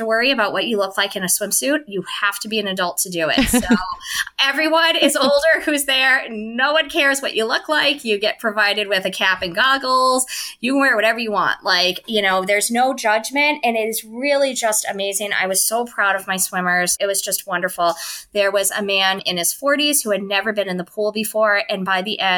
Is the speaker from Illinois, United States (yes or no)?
yes; Chicago, Illinois, United States; moved away; I'm originally from Chicago